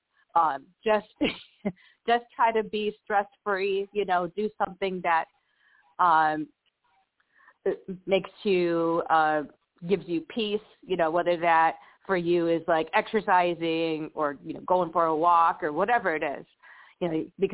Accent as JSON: {"language": "English", "town": "Buffalo", "region": "New York", "country": "United States", "tie": "born or raised there", "also_born_or_lived": "San Antonio, Texas", "moved": "as an adult", "said": "I grew up in Buffalo, New York, and but I've also lived about 19 years in Buffalo, about 18 years in San Antonio, Texas, and I currently live back in the Buffalo area."}